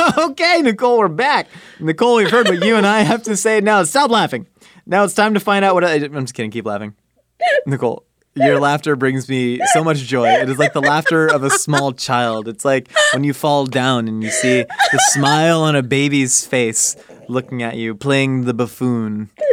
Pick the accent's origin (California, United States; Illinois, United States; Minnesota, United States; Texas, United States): California, United States; Southern; growing up in Southern California